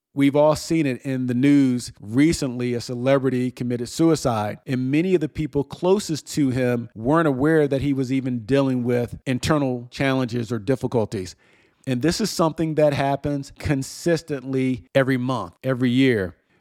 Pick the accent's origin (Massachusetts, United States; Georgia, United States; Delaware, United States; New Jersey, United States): New Jersey, United States; moved away; my hometown in New Jersey